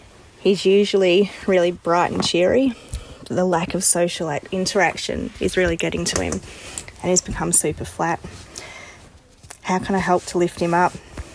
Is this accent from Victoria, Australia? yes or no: yes; Melbourne, Victoria, Australia; I'm 38. I'm from Melbourne.